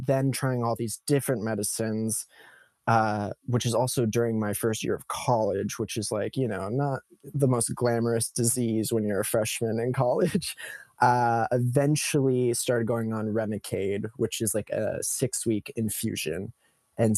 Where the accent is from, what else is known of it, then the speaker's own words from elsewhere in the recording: Modesto, California, United States; now in Los Angeles, United States; I was growing up in Modesto, California, which is a small agricultural town in the Central Valley of California